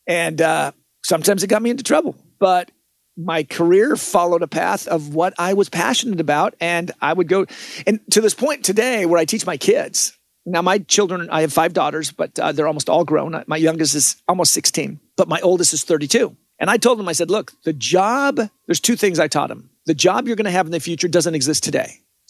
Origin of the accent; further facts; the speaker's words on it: Washington, United States; because that's where I'm from. I'm from Washington State.